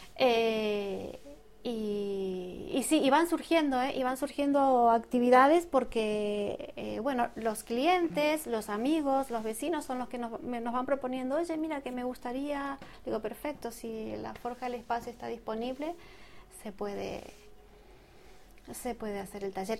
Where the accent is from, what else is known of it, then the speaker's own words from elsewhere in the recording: Argentina; moved away as an adult; now in Madrid, Spain; soy de Argentina, pero ya aquí llevo un tiempito, ¿eh? en, Madrid, hace unos 15 años más o menos